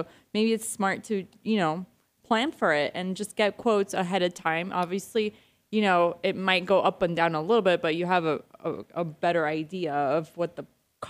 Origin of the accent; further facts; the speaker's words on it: Argentina; moved away; I'm from Argentina.